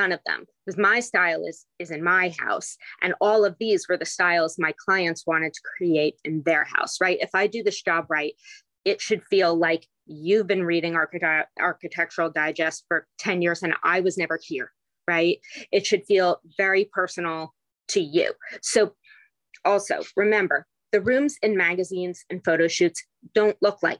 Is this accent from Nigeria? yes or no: no; England, United Kingdom; moved away; when I was growing up in England and I'm just 10 years old